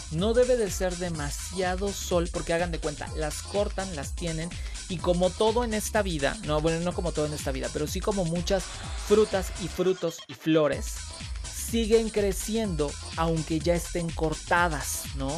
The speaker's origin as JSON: {"language": "Spanish", "region": "Veracruz", "country": "Mexico", "said": "soy orgullosamente veracruzano"}